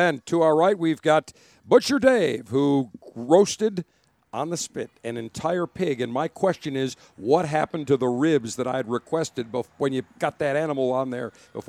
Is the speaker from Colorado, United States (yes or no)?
no; Buffalo, New York, United States; now in Florida, United States; I grew up in Buffalo